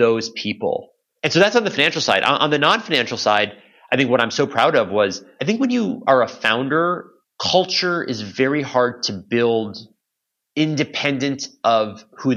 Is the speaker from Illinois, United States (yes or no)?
yes; Chicago, Illinois, United States; moved away as an adult; also born or lived in Boston / New York / San Francisco; I was born and raised in Chicago, in the Chicago area.